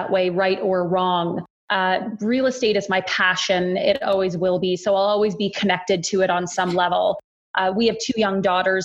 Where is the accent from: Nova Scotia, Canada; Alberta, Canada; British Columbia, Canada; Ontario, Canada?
Alberta, Canada; Wetaskiwin; also born or lived in Edmonton; now in Calgary, Canada; I grew up in a small town in central rural Alberta called Wetaskiwin